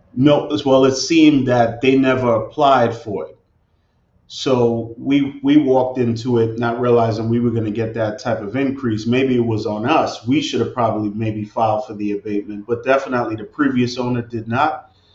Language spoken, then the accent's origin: English; New York City, New York, United States; moved away as an adult; now in Newark, United States; I'm originally from Brooklyn